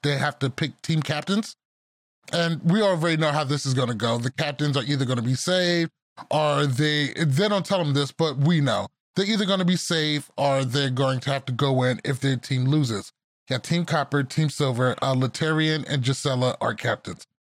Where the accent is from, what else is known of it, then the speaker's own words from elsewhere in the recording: Roosevelt, New York, United States; moved away; I'm from Roosevelt, New York. Our high school is called the Roosevelt Rough Riders